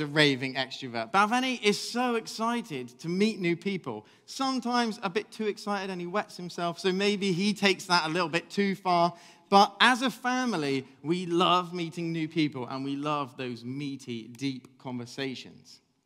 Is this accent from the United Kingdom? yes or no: yes; England, United Kingdom; I'm English